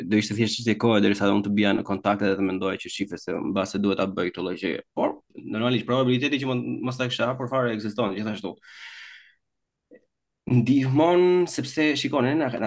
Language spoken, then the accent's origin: Albanian; Albania; moved away; ne jemi shqiptarë dhe vim nga Shqipëria